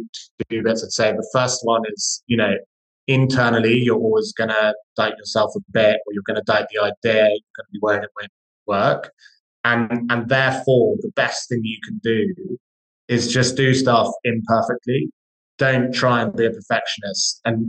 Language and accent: English; Scotland, United Kingdom; now in London, United Kingdom; I grew up in fact, both my business partner and I grew up in Scottish countryside. So despite the lack of accent, so we kind of have a bit of an appreciation for the nature.